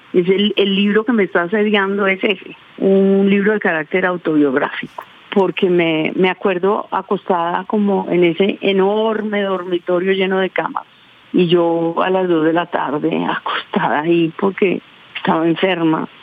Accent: Amalfi, Antioquia, Colombia; now in Bogotá, Colombia; yo soy de un pueblo donde nacieron los hermanos Castaños y donde nació Monoleche

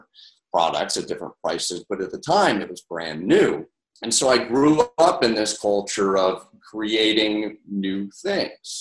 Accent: Syracuse, New York, United States; also born or lived in Skaneateles, New York; I'm from Central New York, obviously, and I grew up a fifth generation retailer. My parents had a grocery store right in Syracuse, New York. And so it's where I grew up

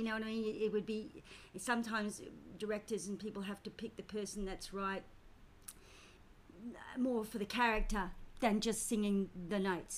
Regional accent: Australia; also born or lived in United Kingdom / London; I was born in Britain, came to Australia when I was 4 and a half, so, and of course I'm an Australian citizen

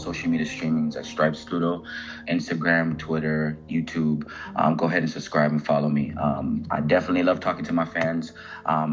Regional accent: Jamaica; also born or lived in Philadelphia, United States; I was born in Philadelphia, South Philly, but I've definitely was growing up in Jamaica

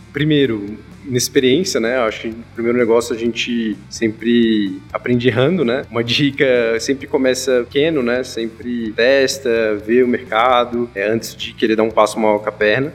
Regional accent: Brasília, Federal District, Brazil; Sou nascido em Brasília

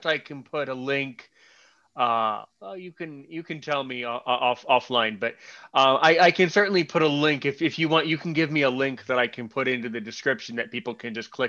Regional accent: United States; was born in America

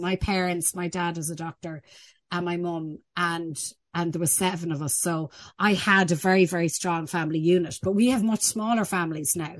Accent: Ireland; we're actually quite good in our attitude as an Irish people, as an Irish culture

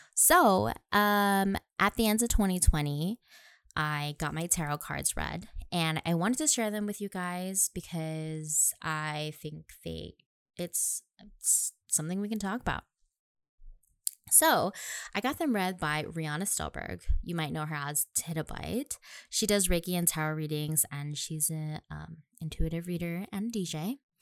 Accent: Nanakuli, Hawaii, United States; moved away as an adult; now in Pearl City, United States; I was born and raised on the west side of Oahu, graduated from Nanakuli High and Intermediate School

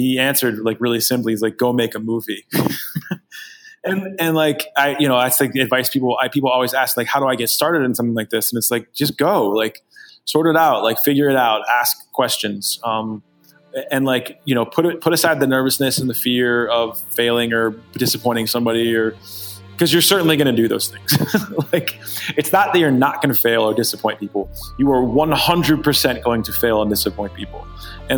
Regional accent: Pittsburgh, Pennsylvania, United States; I'm from Pittsburgh, Pennsylvania

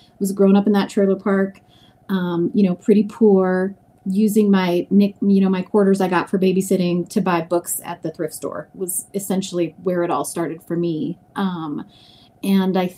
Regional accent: Grand Forks, North Dakota, United States; moved away as an adult; I grew up in North Dakota, Grand Forks, North Dakota

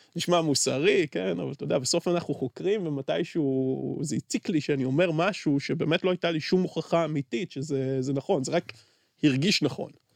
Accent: Beersheba, Southern District, Israel; אני בתור באר שבעי שגדל בשכונת פשע

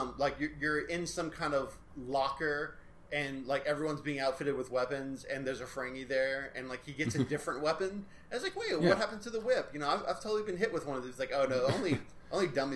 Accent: the South, United States; our South is totally not the South of Texas

